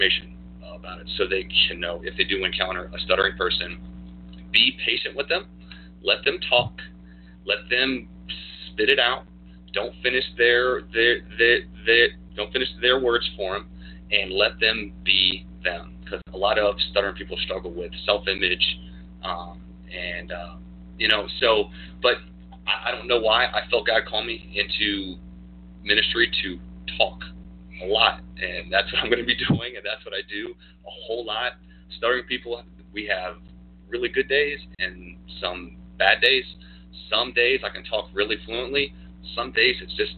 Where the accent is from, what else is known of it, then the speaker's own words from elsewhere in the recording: Newport News, Virginia, United States; I was born here in Newport News, Virginia, at Riverside, and so was my wife. We were actually born 11 days apart and didn't even know it back in 1983. Born here, raised here